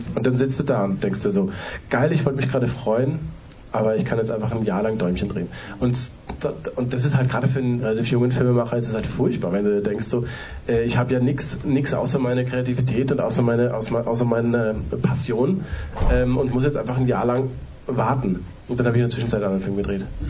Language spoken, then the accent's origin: German; Austria; ich bin Österreicher